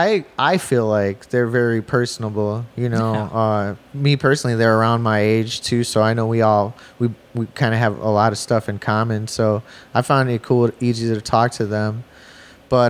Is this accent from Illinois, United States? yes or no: yes; Chicago, Illinois, United States; I'm from the East Side of Chicago, but that's the nickname because it's the East Side of the Calumet River, but it's actually the far South Side.